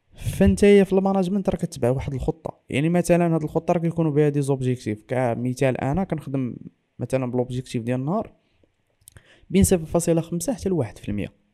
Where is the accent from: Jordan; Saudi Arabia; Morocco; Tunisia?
Morocco; انني انا مغربي